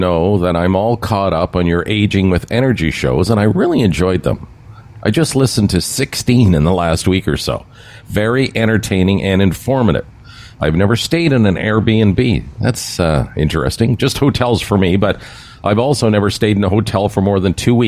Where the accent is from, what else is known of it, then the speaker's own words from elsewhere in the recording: Brampton, Ontario, Canada; my hometown of Brampton.